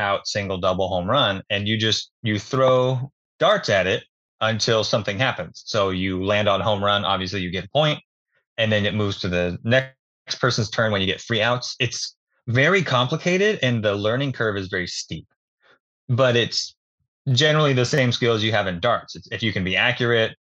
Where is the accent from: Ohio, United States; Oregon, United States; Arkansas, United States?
Oregon, United States; Falls City; I grew up out in Fall City, actually, a little small town outside of Dallas. We're about 20 minutes west of Salem.